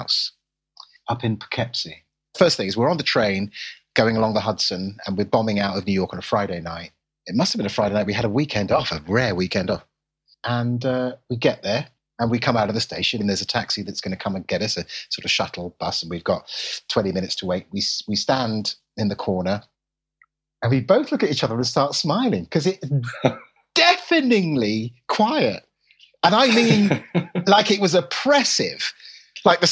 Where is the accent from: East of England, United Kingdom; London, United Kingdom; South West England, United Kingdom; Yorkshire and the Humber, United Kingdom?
London, United Kingdom; I'm a Londoner